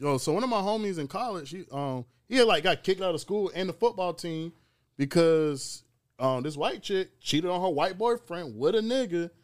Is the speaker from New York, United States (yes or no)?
no; Marion, South Carolina, United States; I am from Marion, South Carolina. I'm from the swamp.